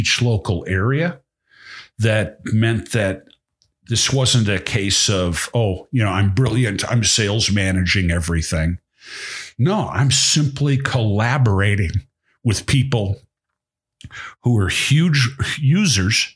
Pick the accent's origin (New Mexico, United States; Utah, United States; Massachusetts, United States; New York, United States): Massachusetts, United States; Boston; now in Montana, United States; I'm from Boston